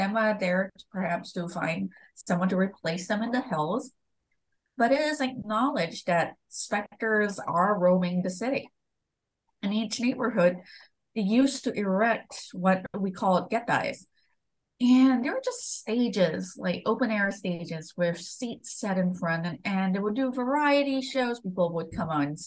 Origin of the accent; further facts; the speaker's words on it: Malaysia; moved away; I grew up in Malaysia